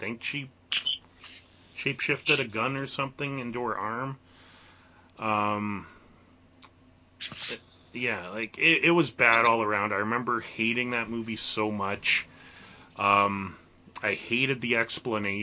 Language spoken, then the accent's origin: English; Canada; being a Canadian